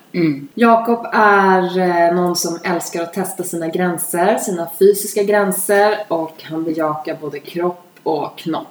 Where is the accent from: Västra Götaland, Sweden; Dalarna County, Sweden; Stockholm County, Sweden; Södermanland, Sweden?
Stockholm County, Sweden; Vaxholm; Vi är uppvuxna ute på Rinde båda två